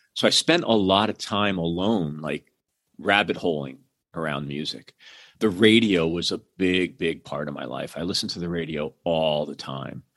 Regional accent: Hamden, Connecticut, United States; I grew up outside of New Haven, Connecticut, in a town called Hamden

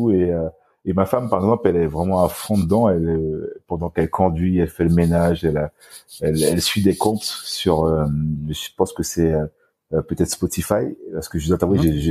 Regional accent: French Guiana, France; j'ai été victime d'un accident de voiture donc familial à l'âge de 4 ans donc euh, chez moi en Guyane française.

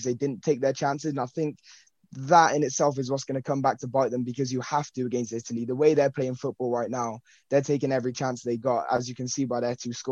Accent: England, United Kingdom; I'm English

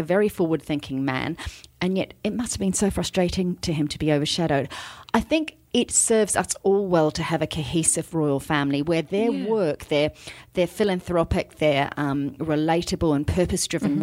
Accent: New Zealand; a New Zealander from birth

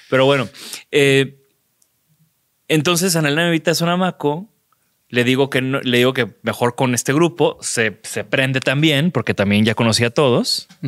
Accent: Mexico; oye, pues somos diseñadores mexicanos, acabas de abrir tu hotel allá danos chance de hacer una fiesta.

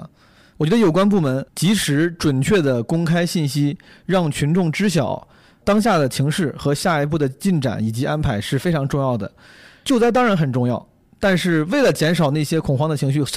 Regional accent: Henan, China; 我的家乡河南

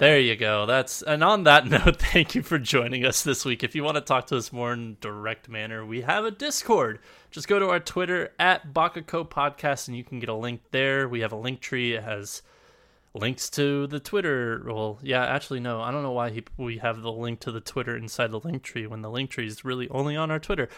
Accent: United States; we're both American

